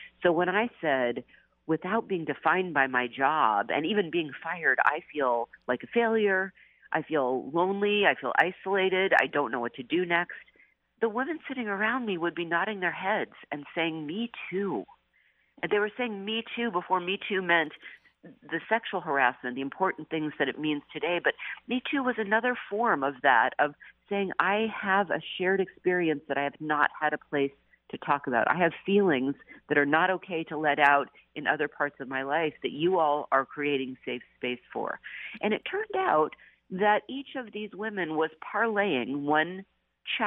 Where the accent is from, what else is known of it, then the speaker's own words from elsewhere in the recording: Seattle, Washington, United States; also born or lived in New Jersey / Wellesley College, Massachusetts; now in San Francisco, United States; I had grown up in Seattle